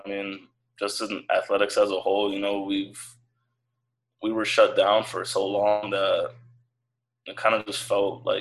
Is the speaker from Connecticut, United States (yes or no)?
yes; Connecticut, United States; I'm from Connecticut